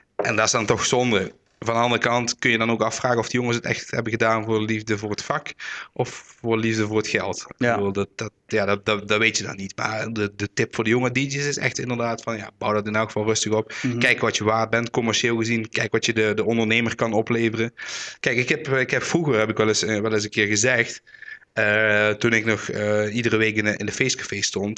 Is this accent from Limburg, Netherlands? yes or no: yes; Roermond, Limburg, Netherlands; ik kom uit Roermond